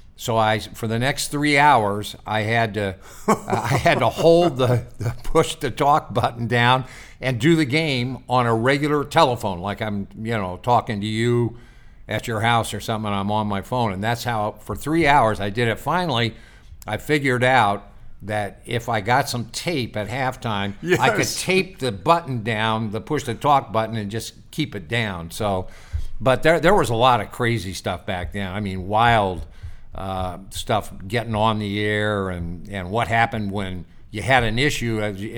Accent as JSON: {"language": "English", "region": "Midwest", "country": "United States", "tie": "born or raised there", "said": "So, I grew up in the Midwest."}